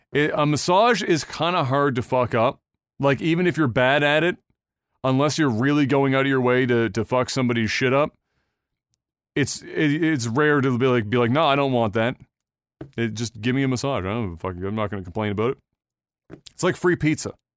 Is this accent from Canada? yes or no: yes; Canada